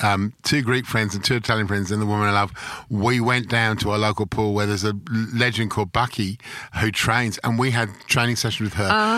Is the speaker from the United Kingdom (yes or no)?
yes; London, United Kingdom; now in Melbourne, Australia; I grew up in London. I grew up in the borders between Chelsea and Fulham in London.